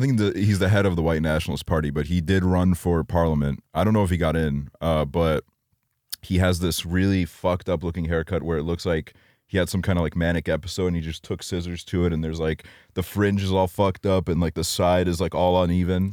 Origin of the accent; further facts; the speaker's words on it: Estonia; growing up in Estonia